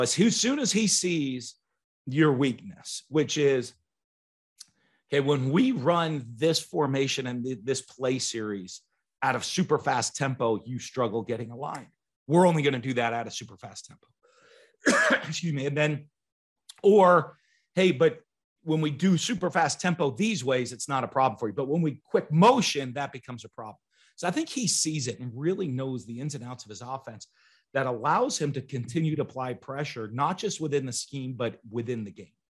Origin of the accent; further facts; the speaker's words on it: New England, United States; moved away; I'm from New England